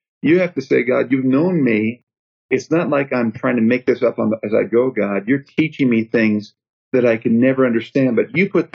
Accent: outside Chicago, Illinois, United States; now in Bowie, Maryland, United States; I was raised outside Chicago

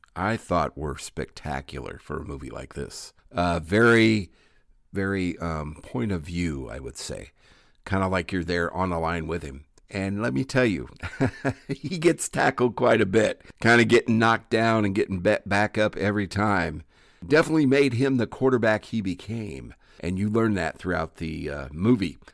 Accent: Burlington, Iowa, United States; Kurt is an Iowa native like myself, and we have the same hometown, town called Burlington, Iowa

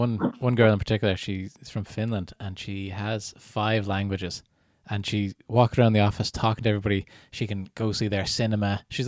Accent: Canada; born there; Yeah, I was born in Canada, so I never did Irish at school.

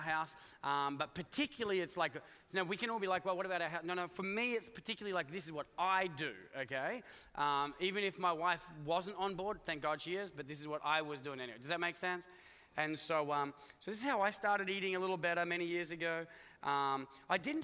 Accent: Australia; now in United States; I come from Australia

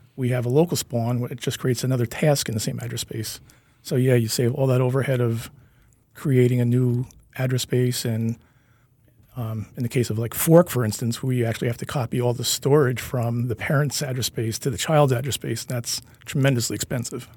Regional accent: Kingston, New York, United States; I'm a Hudson Valley person. I grew up in Kingston.

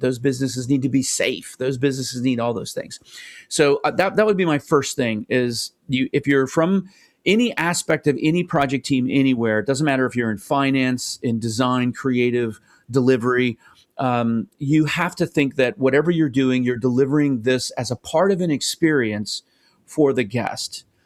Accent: United States; as an American

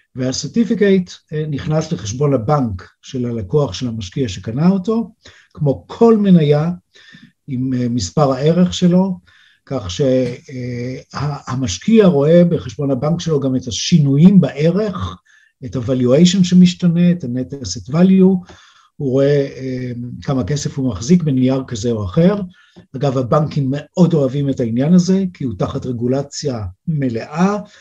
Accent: Israel; moved away as an adult; now in Switzerland; אני ישראלי

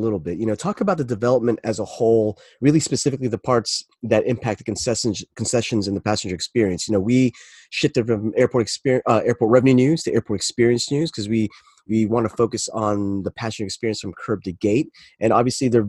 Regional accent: Florida, United States; I'm down here from Florida. I grew up in Florida

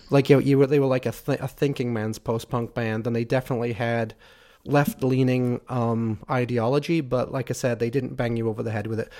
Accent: Liverpool, North West England, United Kingdom; I'm from Liverpool

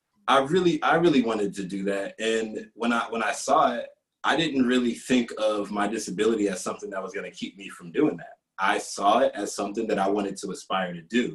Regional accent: Detroit, Michigan, United States; I'm from Detroit, Michigan.

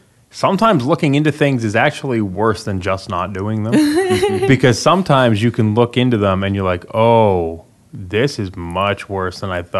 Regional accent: Canada; as a Canadian

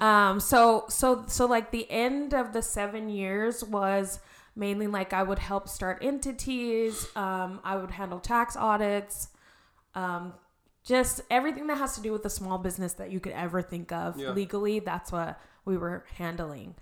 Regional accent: Arizona, United States; also born or lived in Reno, Nevada; I am born and raised in Arizona. Um, grew up here, went to Red Mountain

